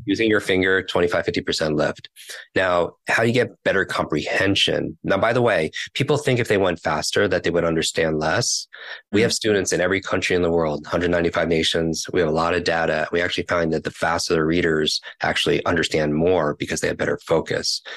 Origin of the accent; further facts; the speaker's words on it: New York, United States; I'm from New York